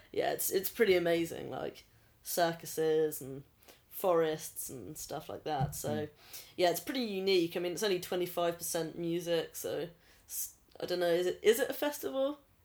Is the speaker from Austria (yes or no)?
yes; Austria; now in Basingstoke, United Kingdom; I'm originally from Austria. Live in Basingstoke, the big old B town.